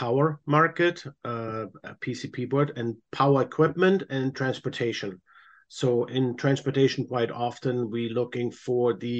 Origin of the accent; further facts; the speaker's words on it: Germany; moved away as an adult; now in United States; born and raised in Germany, came about 25 years ago to America through my wife, who is American